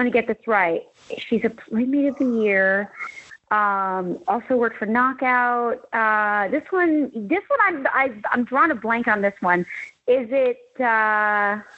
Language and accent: English; Scottsdale, Arizona, United States; I grew up in Scottsdale, Arizona